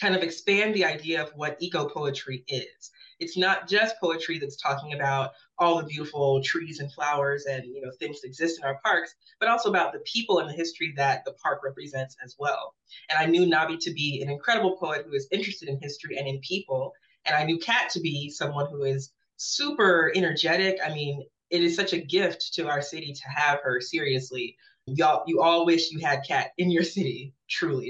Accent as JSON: {"language": "English", "town": "Birmingham", "region": "Alabama", "country": "United States", "tie": "born or raised there", "said": "I'm born and raised in Birmingham."}